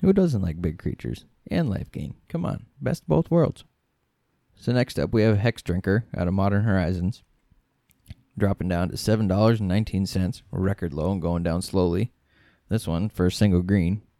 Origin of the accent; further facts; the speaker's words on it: Midwest, United States; We're from the Midwest. We can't pronounce stuff very well.